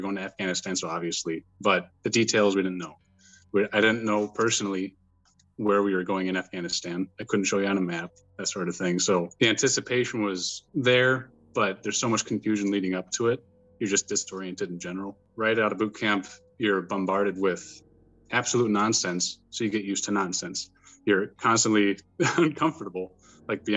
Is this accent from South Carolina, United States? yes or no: no; Wisconsin, United States; I'm from Wisconsin, born and raised, and I'm 32